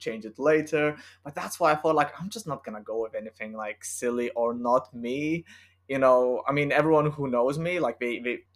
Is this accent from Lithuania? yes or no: yes; Lithuania; English is a second language; as you might hear from my accent, I'm not British or English, or it's not my native language. I'm from Lithuania